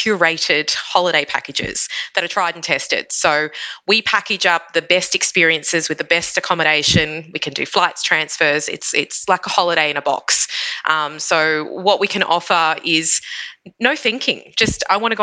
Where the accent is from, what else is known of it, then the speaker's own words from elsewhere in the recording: Queensland, Australia; being a Queenslander.